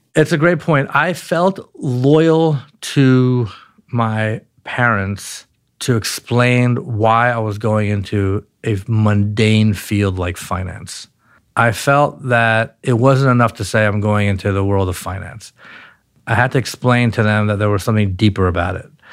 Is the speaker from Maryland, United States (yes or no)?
yes; Baltimore, Maryland, United States; also born or lived in Palo Alto, California / Pikesville, Maryland / Mount Washington, Baltimore; So we moved to, uh, to Baltimore, Maryland, and, uh, I grew up in a place called Pikesville for a while, then Mount Washington, and then I went to an inner city public high school in Baltimore